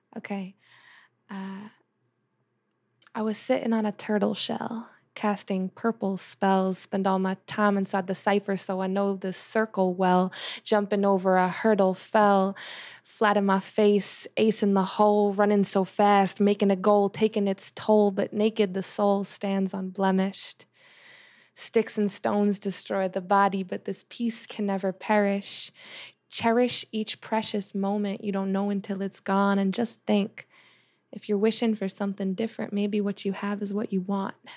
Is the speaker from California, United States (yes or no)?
no; New Jersey, United States; moved away as an adult; also born or lived in Long Island, New York; now in Los Angeles, United States; when I moved from Long Island to Jersey